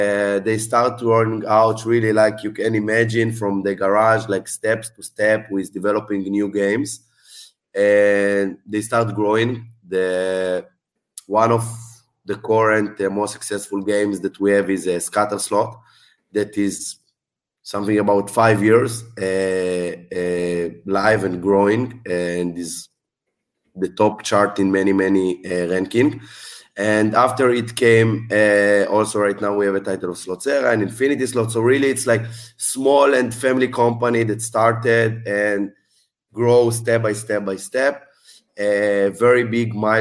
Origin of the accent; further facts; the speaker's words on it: Israel; moved away; I'm from Israel originally